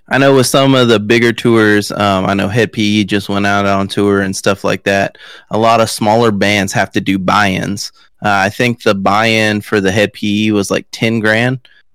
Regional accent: Victoria, Texas, United States

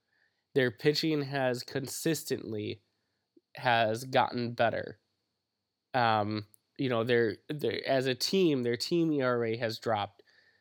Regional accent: Wisconsin, United States; Which is kind of disturbing because we are from Wisconsin.

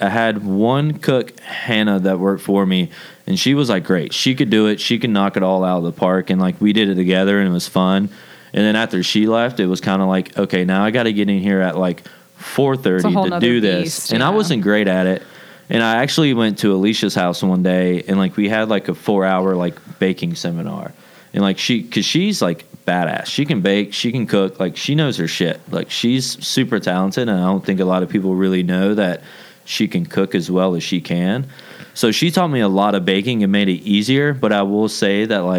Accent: the South, United States; I was raised in the South. Like, that's all we do in the South is talk behind people's backs.

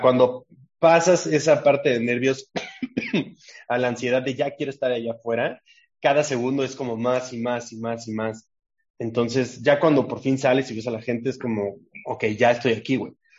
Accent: Mexico City, Mexico; also born or lived in Puebla; me mudé a la CDMX cuando estaba muy chico

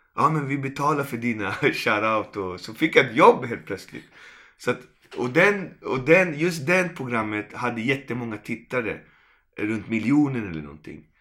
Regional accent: Malmö, Skåne, Sweden; also born or lived in Puerto Rico; jag kommer från Malmö

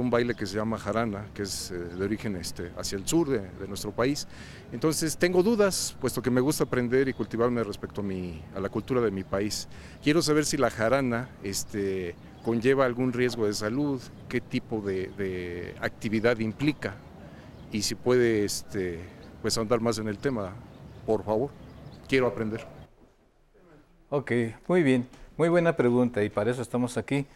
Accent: Mexico; soy ciudadano mexicano y tengo interés este, en la cultura de mi país

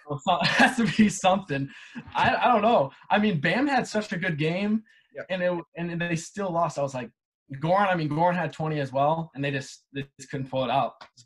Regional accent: Michigan, United States; Yeah, I'm from Michigan, just deep down in Michigan.

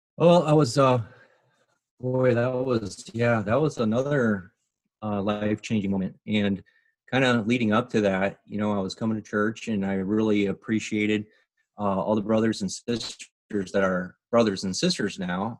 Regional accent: Bensenville, Illinois, United States; now in Phoenix, United States; I grew up in, just outside of Chicago, Illinois.

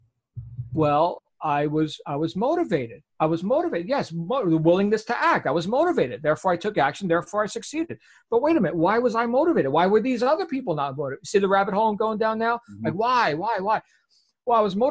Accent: Jersey Shore, New Jersey, United States; accent: New Jersey accent; moved away; I grew up on the Jersey Shore in New Jersey

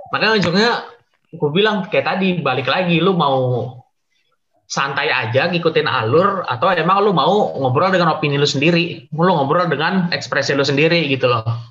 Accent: Jakarta, Indonesia; also born or lived in Kalimantan; gue gue asli Jakarta cuma ada kan ada keluarga di Kalimantan jadi gue bolak balik

